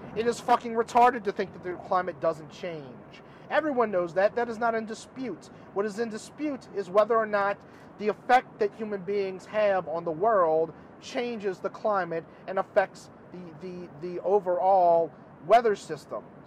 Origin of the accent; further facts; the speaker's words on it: United States; the America that I grew up